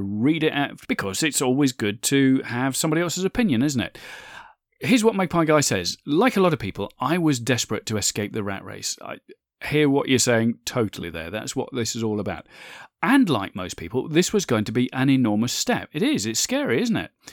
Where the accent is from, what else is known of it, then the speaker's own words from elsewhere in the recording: United Kingdom; my home country of the U K